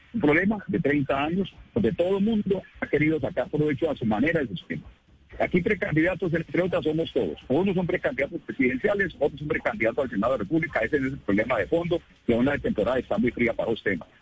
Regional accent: Cali, Valle del Cauca, Colombia; todos los caleños

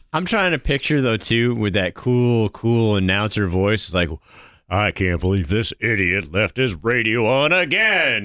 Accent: New Hampshire, United States; now in North Carolina, United States; growing up in New Hampshire

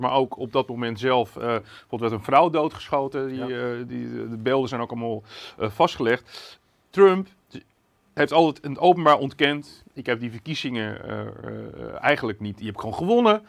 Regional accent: Netherlands; als Nederlanders

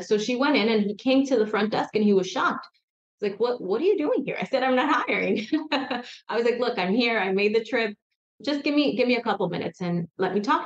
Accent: New York City, New York, United States; I grew up in Queens, New York, and it was a rough neighborhood at the time

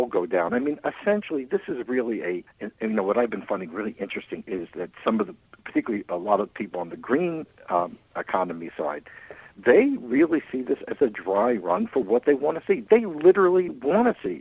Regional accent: Long Island, New York, United States; where I grew up on Long Island, New York

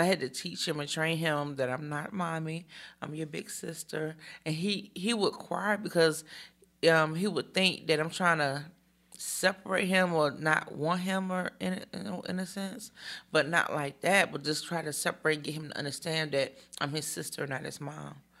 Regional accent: Greensboro, North Carolina, United States; first language American Sign Language; English is a second language; I was born in Greensboro, North Carolina

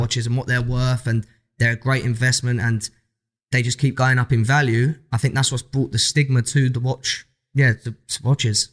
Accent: London, United Kingdom; We come from South London

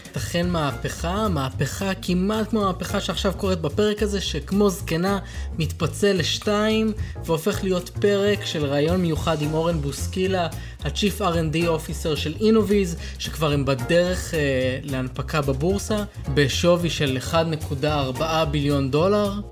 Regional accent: Israel; אצלנו בישראל

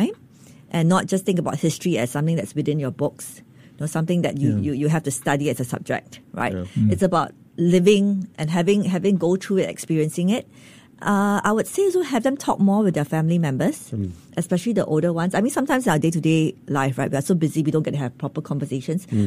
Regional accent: Singapore; I grew up in Ang Mo Kio

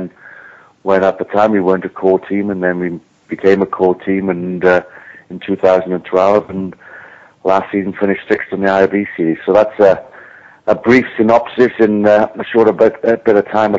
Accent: Wales, United Kingdom; moved away; I'm Welsh originally, born in Wales

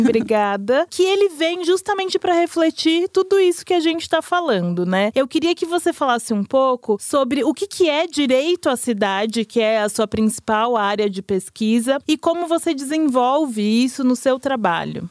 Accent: São Paulo, Brazil; sou paulistana, enfim, cresci, nascida e criada em São Paulo

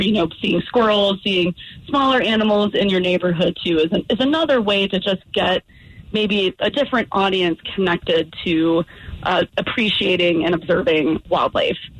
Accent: Midwest, United States; now in Colorado, United States; I'm from the Midwest

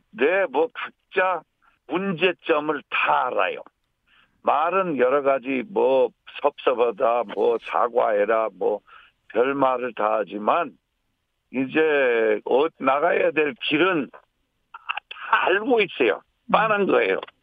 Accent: Jeolla, South Korea; 전라도를 제일 사랑하고 우리 고향

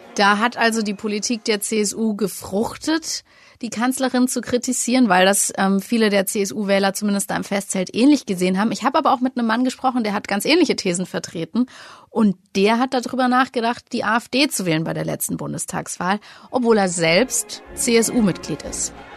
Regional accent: Franconia, Bavaria, Germany; ich als Fränkin

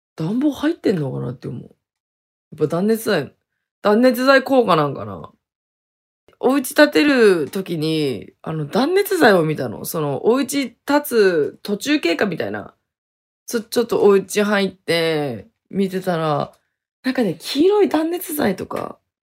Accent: Hokkaido, Japan; moved away; also born or lived in Okinawa; 生まれ育ったところ

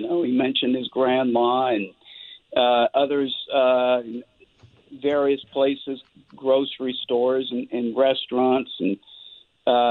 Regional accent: New Orleans, Louisiana, United States; accent: Yat; now in Seattle, United States; I'm from New Orleans

